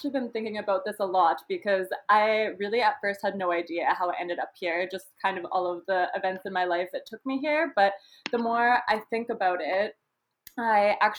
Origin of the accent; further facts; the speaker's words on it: Saskatchewan, Canada; moved away as an adult; also born or lived in Vancouver; now in Mexico; I'm from Saskatchewan originally, and I moved to Vancouver for the IHN program